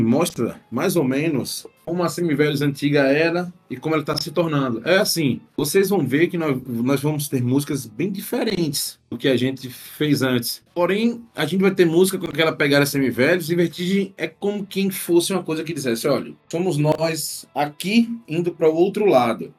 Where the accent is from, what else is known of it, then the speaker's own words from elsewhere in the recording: Northeast Region, Brazil; como nordestinos